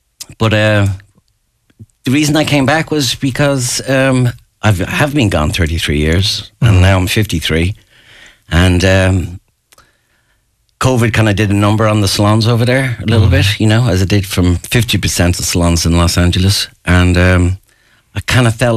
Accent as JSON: {"language": "English", "town": "Ashbourne", "region": "Leinster", "country": "Ireland", "moved": "yes", "said": "I'm from Ashburn, which is another 10 miles north of Finglas"}